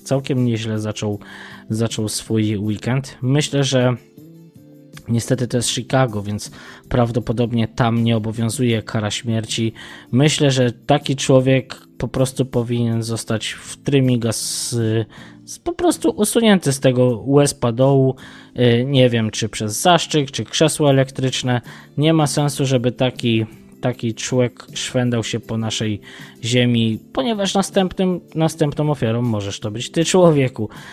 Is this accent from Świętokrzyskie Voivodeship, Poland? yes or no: no; Tarnów, Lesser Poland, Poland; Ja pochodzę z Tarnowa, dokładnie z Mościc